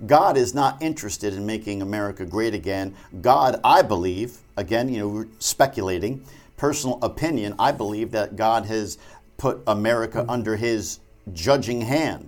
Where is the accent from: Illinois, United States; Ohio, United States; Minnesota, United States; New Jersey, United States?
New Jersey, United States; I'm from Jersey